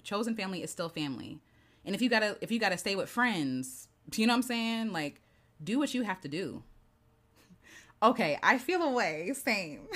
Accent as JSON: {"language": "English", "country": "United States", "tie": "born or raised there", "said": "I grew up in Peachey County, so my teachers"}